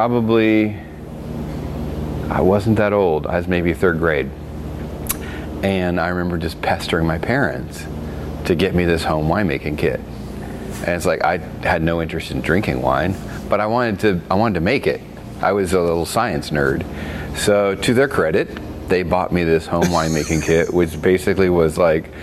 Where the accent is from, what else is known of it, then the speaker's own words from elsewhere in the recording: the South, United States; also born or lived in Virginia; now in Oregon, United States; I grew up in the South, so, you know, it's a sweet tea culture